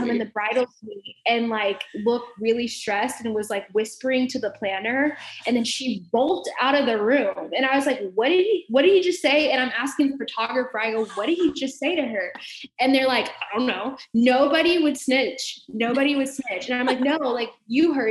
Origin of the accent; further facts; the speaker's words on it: Dallas, Texas, United States; moved away as an adult; also born or lived in Arkansas / Kansas City; I'm from Dallas, Texas, and I know Southern people